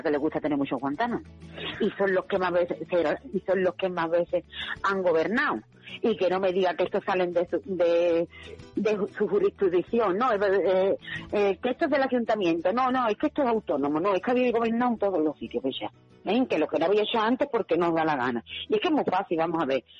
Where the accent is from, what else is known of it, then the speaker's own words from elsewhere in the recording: Spain; also born or lived in Seville; yo como soy española